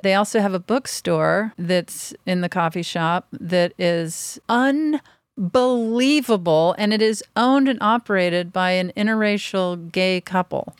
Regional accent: Pass Christian, Mississippi, United States; also born or lived in Houston; people call my town the Pass, and then the actual pronunciation is Pass Christian

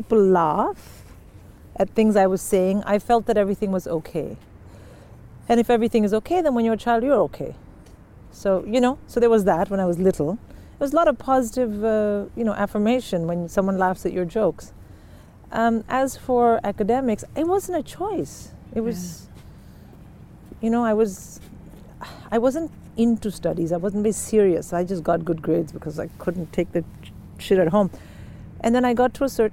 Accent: Delhi, India; moved away; I was from Delhi

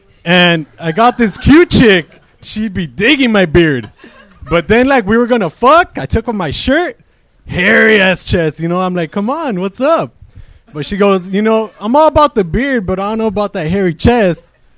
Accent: Los Angeles, California, United States; I'm from East LA, dude. So if you stop by East LA after a while, you'll probably hear a bunch of us around.

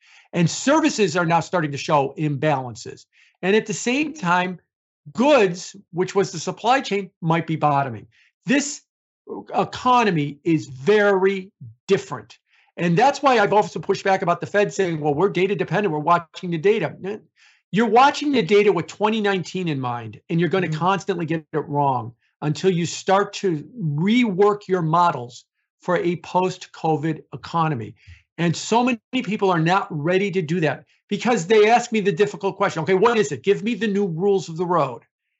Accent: Chicago, Illinois, United States; I'm from Chicago

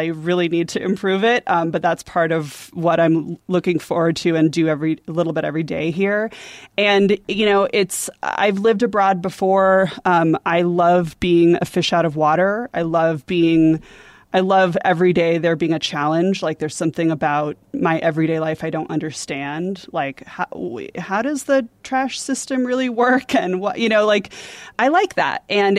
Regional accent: San Diego, California, United States; moved away as an adult; I grew up in San Diego.

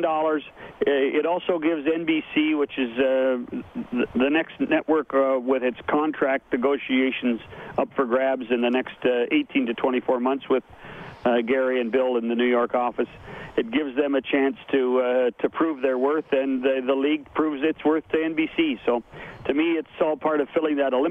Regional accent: Canada; I'm Canadian

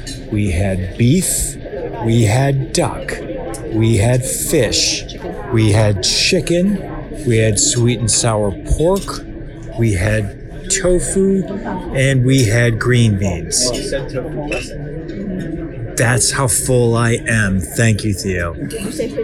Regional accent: Cleveland, Ohio, United States; moved away as an adult; also born or lived in Chicago; I am from Cleveland, not Chicago, but I spent my formative years after college living in Chicago for about 4 years in my early 20s

